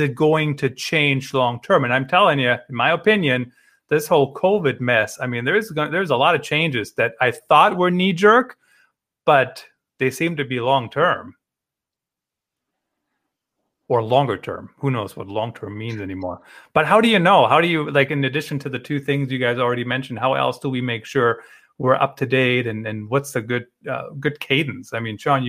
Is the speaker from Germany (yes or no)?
yes; Germany; moved away; I grew up in Germany